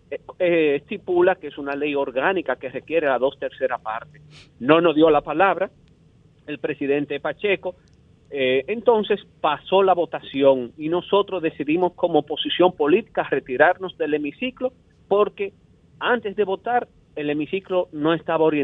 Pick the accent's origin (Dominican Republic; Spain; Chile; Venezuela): Dominican Republic; Aquí debemos de unirnos todos como dominicanos, abrazarnos y buscar soluciones viables.